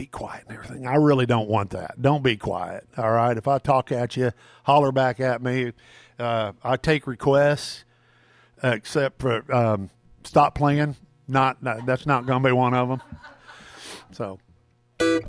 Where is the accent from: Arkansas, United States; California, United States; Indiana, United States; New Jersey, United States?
Indiana, United States; I'm from Indiana.